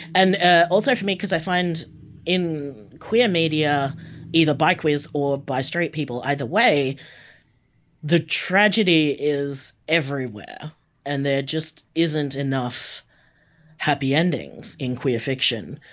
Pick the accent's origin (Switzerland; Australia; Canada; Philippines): Australia; I'm Australian.